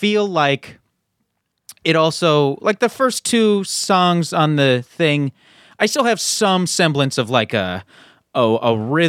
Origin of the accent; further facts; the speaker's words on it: Canada; now in United States; I'm also Canadian.